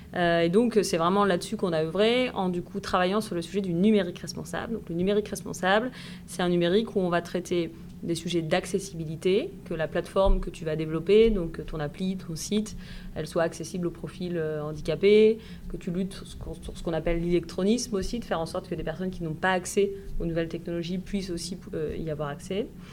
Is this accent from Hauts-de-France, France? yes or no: no; Puisaye, Burgundy, Bourgogne-Franche-Comté, France; moved away as an adult; also born or lived in Dijon / Bordeaux; now in Nantes, France; j'ai grandi en effet dans un petit village de Puisée